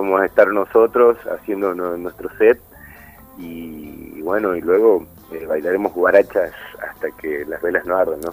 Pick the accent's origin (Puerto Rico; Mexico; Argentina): Argentina; Frías, Santiago del Estero; now in Córdoba, Argentina; soy de Frías, de Santiago del Estero